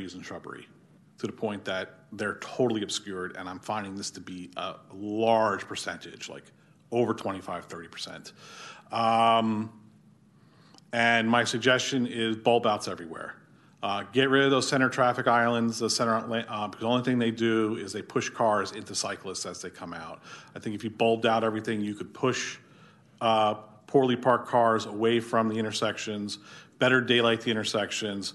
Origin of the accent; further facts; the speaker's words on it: New Jersey, United States; also born or lived in Philadelphia area, Pennsylvania; now in Sacramento, United States; I came here from the Philadelphia area, originally born and raised in New Jersey.